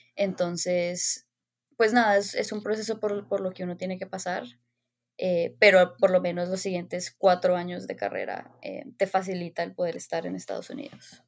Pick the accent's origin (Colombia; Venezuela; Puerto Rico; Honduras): Colombia; Bogotá; moved away as an adult; also born or lived in Los Angeles, United States; nací y crecí en Bogotá